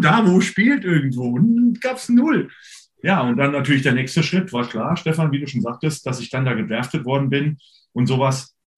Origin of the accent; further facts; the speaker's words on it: Hesse, Germany; also born or lived in Alaska; bei uns in Hessen